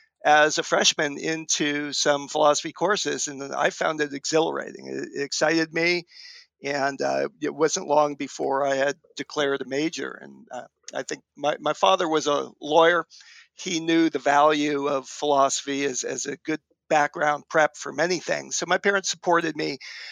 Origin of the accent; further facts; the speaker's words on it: Berkeley, California, United States; I was born and raised around Berkeley, Northern California, in the East Bay.